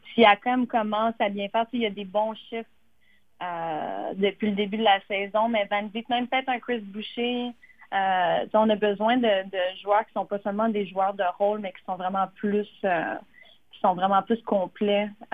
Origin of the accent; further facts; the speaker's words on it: Gatineau, Quebec, Canada; je suis native de Gatineau, donc euh, je reste dans la région